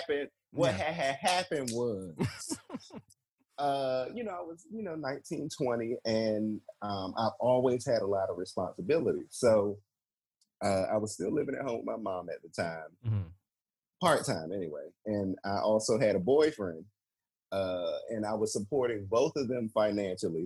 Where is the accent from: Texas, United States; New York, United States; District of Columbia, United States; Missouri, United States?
District of Columbia, United States; Washington; moved away as an adult; also born or lived in North Carolina; I'm from D.C.